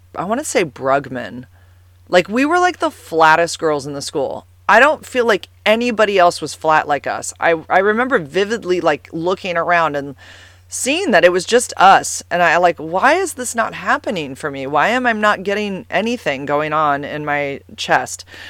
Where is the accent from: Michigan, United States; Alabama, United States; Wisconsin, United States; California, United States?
California, United States; San Carlos; I grew up in San Carlos, and I went to this school called White Oaks